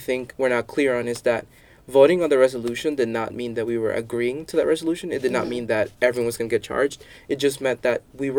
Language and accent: English; El Salvador; So I didn't say I'm from El Salvador, and our government is crap.